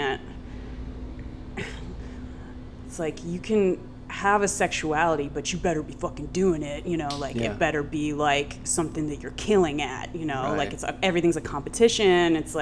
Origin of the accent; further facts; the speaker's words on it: Columbus, Ohio, United States; now in New York, United States; growing up in Columbus, Ohio